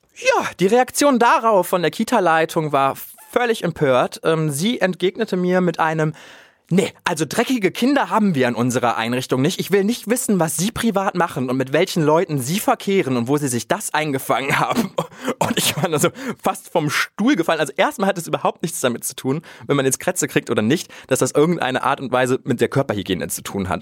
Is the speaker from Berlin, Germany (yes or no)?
no; Krefeld, North Rhine-Westphalia, Germany; Ich bin ja in Krefeld auch groß geworden und aufgewachsen